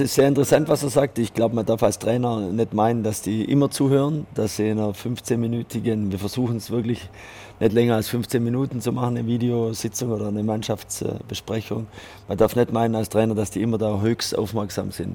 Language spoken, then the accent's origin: German; Switzerland; also born or lived in France; bei uns in der Schweiz